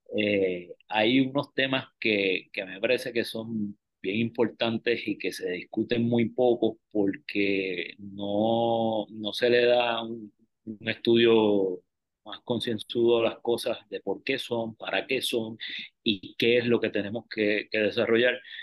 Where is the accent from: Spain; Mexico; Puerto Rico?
Puerto Rico; San Juan; also born or lived in St. Thomas / Mayagüez; yo soy natural de Río Piedra, en Cupey